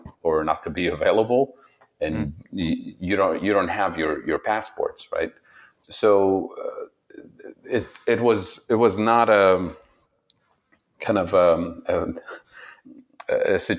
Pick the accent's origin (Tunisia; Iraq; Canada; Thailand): Tunisia; English is a second language; moved away as an adult; also born or lived in Saudi Arabia; now in Ohio, United States; I was born in Saudi Arabia and lived there for a while, went to school there even. My mother's side of the family is from Saudi Arabia and different parts of the region, the Middle East. My father's side of the family is from Tunisia and North Africa. So I went to school there for a few years. And then when I was nine, we had to move back to Tunisia for a number of reasons